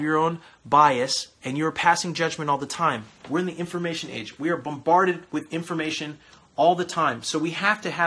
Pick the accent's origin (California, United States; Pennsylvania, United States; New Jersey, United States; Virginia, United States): California, United States; moved away; I am from California originally